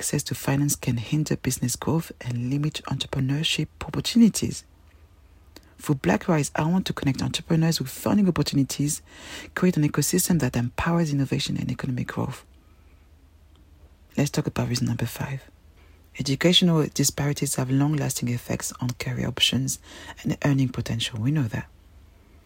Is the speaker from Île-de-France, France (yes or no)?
yes; Paris, Île-de-France, France; English is a second language; moved away as an adult; also born or lived in Cameroon (ancestry); now in London, United Kingdom; I'm a proud African Cameroonian woman, born and raised in Paris